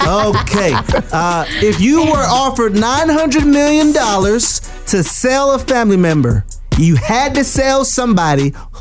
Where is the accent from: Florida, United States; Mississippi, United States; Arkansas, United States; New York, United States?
Florida, United States; West Palm Beach; my hometown of West Palm Beach, Florida.